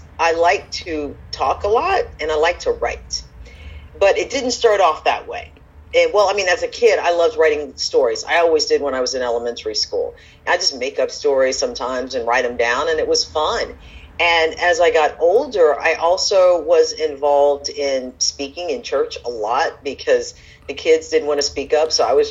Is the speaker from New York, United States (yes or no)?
no; San Antonio, Texas, United States; I am a Texan.